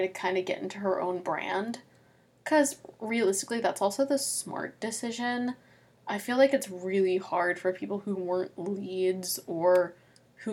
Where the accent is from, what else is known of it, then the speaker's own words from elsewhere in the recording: Midwest, United States; we're from the Midwest